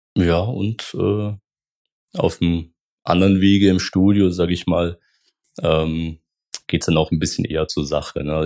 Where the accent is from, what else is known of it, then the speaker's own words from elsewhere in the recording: Baden-Württemberg, Germany; moved away as an adult; also born or lived in Rhineland; now in Koblenz, Germany; gebürtig ähm, bin ich aus Baden-Württemberg. Das ist so ungefähr, ähm, wo ich herkomme, zwischen Schwäbisch Alb und Bodensee. Ähm, sehr ländlich, aber sehr schön. Ähm, genau, das ist meine, meine Heimat, ähm, wo ich auch gelebt habe bis 2018